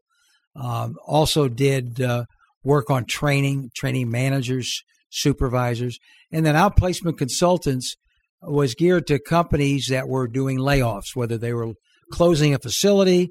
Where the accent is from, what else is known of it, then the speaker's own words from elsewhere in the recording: St. Louis, Missouri, United States; moved away as an adult; also born or lived in Southern California; now in Little Rock, United States; No, I'm from St. Louis